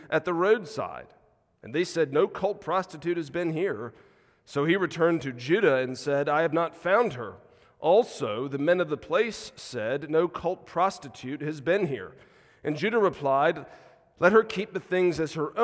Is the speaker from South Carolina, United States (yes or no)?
yes; South Carolina, United States; moved away as an adult; also born or lived in Mississippi; now in Chattanooga, United States; Grown up most of my life in South Carolina and Deep South